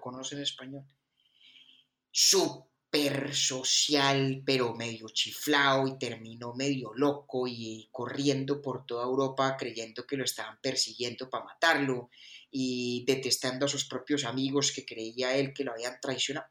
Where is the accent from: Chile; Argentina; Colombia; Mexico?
Colombia; Bogotá; also born or lived in Pensilvania, Caldas; Yo nací en Bogotá, pero eso, sí, yo nací en Bogotá.